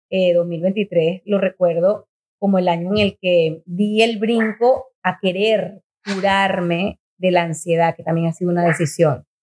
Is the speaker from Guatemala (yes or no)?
no; Venezuela; moved away as an adult; also born or lived in Miami / Montreal; Yo me fui de Venezuela